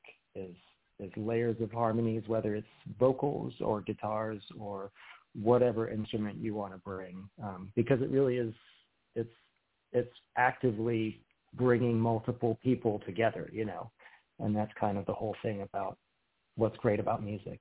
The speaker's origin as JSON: {"language": "English", "region": "England", "country": "United Kingdom", "said": "I'm from England"}